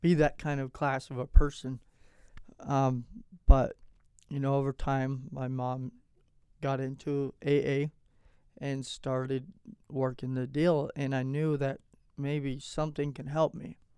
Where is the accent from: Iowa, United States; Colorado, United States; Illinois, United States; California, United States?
Colorado, United States; Platteville; also born or lived in Longmont, Colorado / Gilcrest, Colorado / Arizona / Casper, Wyoming; I was born here in Longmont, Colorado. I was raised in Platteville, Gilcrest area.